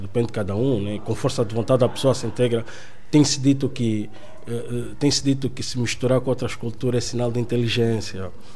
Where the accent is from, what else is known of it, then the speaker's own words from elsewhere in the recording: Benguela, Angola; moved away as an adult; also born or lived in Netherlands / Norway; now in Portugal; sou angolano, eh, propriamente de Benguela.